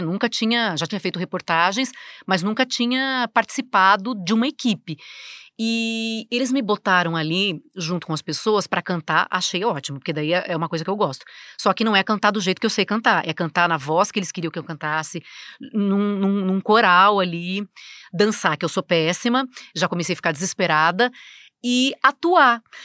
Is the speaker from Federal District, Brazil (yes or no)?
no; Americana, São Paulo, Brazil; moved away as an adult; now in São Paulo, Brazil; eu nasci no interior, né, em Americana, numa cidade que 120 mil habitantes